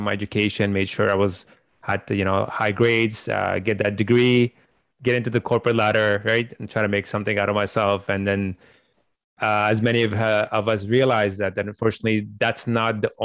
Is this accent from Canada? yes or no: yes; Canada; also born or lived in Afghanistan; I came to Canada around, I think, 2000, August of 2000. So been here for I guess majority of my life, you can say. I practically grew up here. I was around 10 years old when we came to the country.